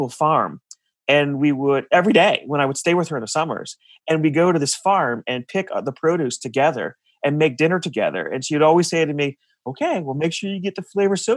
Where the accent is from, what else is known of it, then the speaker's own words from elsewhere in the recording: north of New Haven, Connecticut, United States; now in Cincinnati, United States; I'm in Cincinnati, but I'm originally from Connecticut. I grew up north of New Haven in this place called the Valley